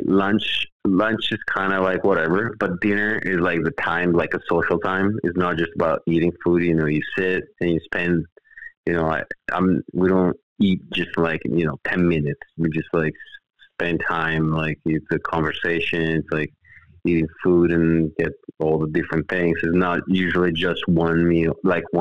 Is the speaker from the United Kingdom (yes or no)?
no; Italy; born or raised there; moved away as an adult; now in Los Angeles, United States